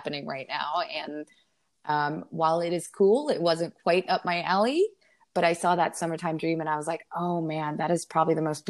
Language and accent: English; Pennsylvania, United States; also born or lived in New York / District of Columbia; now in Florida, United States; I grew up north in Pennsylvania and New York and DC areas. And when I moved down here, I really realized the critters here are fairly large.